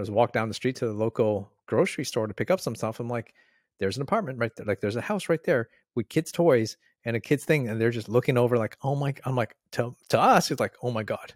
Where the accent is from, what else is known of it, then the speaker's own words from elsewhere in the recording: Canada; moved away as an adult; now in Australia; I'm from Canada.